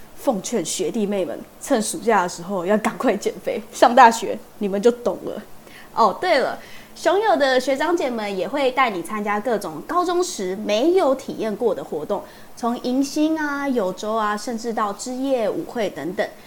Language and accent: Chinese; Kaohsiung, Taiwan; moved away as an adult; now in Taipei, Taiwan; 我又是第一次离开家里北漂，因为我是高雄人嘛